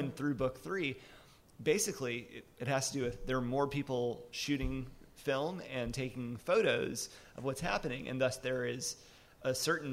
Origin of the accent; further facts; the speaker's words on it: Arkansas, United States; also born or lived in Montgomery, Alabama / Mississippi; I'm from Arkansas. I also spent my elementary school years in Montgomery, Alabama, and my family's all from Mississippi